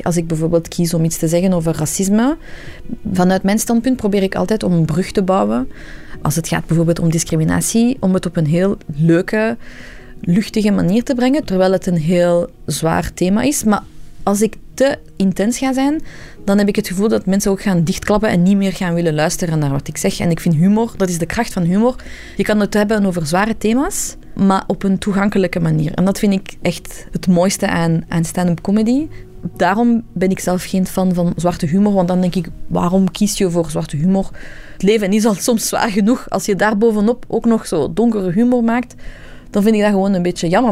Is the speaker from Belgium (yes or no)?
yes; Belgium; Ik ben zelf een stand-up comedian die in België is geboren, maar ik ben van Iraanse origine.